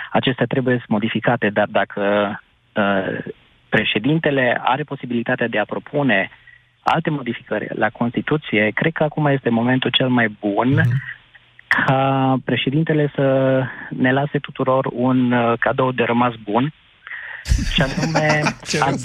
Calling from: Arad, Arad County, Romania; Vă sunt din Arad

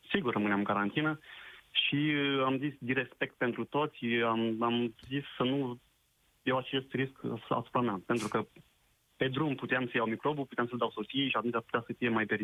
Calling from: Romania; … sunt, sunt din Franța.

